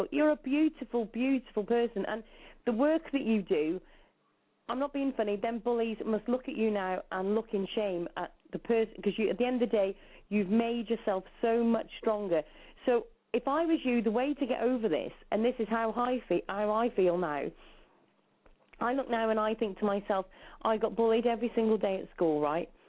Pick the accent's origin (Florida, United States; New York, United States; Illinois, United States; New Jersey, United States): New York, United States; I'm from New York.